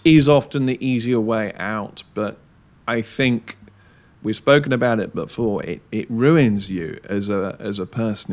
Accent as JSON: {"language": "English", "country": "United Kingdom"}